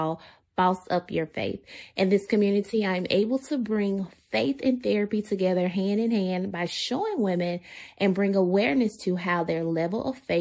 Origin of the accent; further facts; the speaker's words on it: Memphis, Tennessee, United States; accent: country twang; we are from the South. Memphis